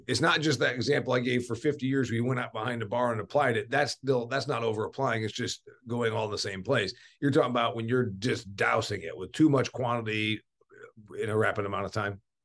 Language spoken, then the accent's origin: English; Indiana, United States; I am from Indiana